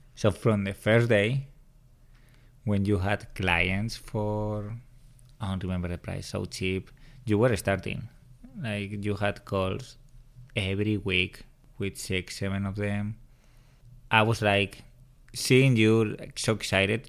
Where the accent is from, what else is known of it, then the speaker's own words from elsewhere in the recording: Madrid, Community of Madrid, Spain; first language Spanish; English is a second language; moved away as an adult; also born or lived in New York City; I'm from Madrid, Spain